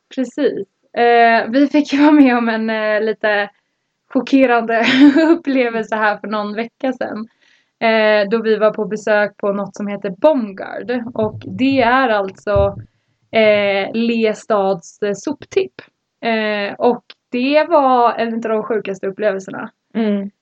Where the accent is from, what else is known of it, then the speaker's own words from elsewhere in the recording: Sweden; moved away; hemma i Sverige